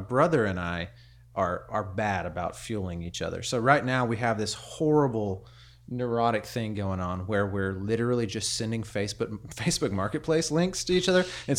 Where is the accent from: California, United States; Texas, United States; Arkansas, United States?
Arkansas, United States; Prairie Grove; So I grew up in Prairie Grove.